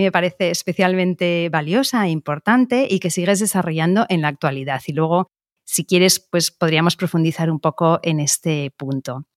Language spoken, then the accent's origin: Spanish; Biscay, Basque Country, Spain; en Vizcaya, que también es mi tierra